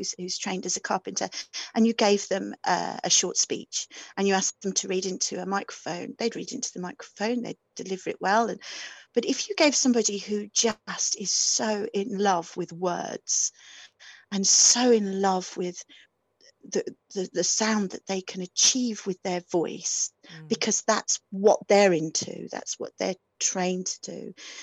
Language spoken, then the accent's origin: English; near Dudley, West Midlands, United Kingdom; accent: Black Country; moved away; also born or lived in Aberystwyth; I was very, very black country accent. I was brought up near Dudley